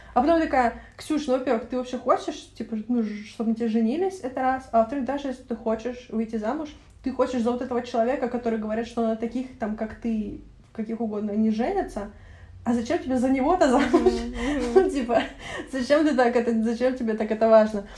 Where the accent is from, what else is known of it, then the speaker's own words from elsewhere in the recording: Russia; я из России и пока что